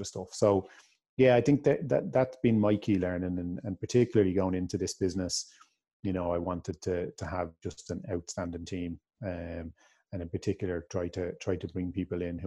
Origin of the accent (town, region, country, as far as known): Ireland